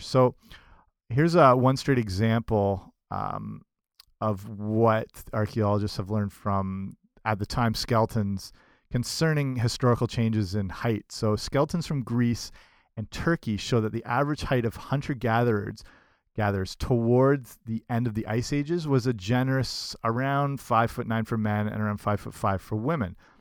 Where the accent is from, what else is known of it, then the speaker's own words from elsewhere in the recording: Canada; I'm Canadian